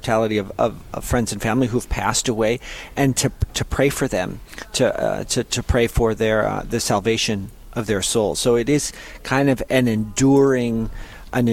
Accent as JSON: {"language": "English", "town": "Fargo", "region": "North Dakota", "country": "United States", "tie": "born or raised there"}